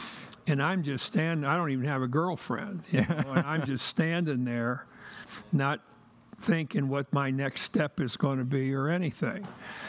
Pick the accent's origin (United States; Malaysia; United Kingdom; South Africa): United States; Orrville, Ohio; also born or lived in Columbus, Ohio / Cuyahoga Falls, Ohio; I grew up in a small town in Ohio.